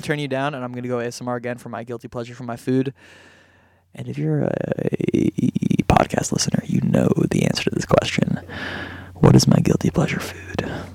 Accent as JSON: {"language": "English", "town": "Miami Beach", "region": "Florida", "country": "United States", "tie": "born or raised there", "said": "I grew up in Miami Beach"}